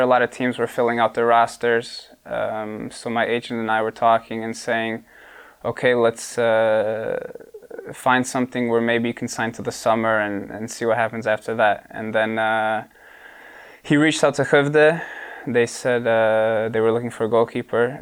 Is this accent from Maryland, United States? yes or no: no; Bartlett, Illinois, United States; moved away as an adult; now in Sweden; we moved to suburbs of Chicago, I come from Bartlett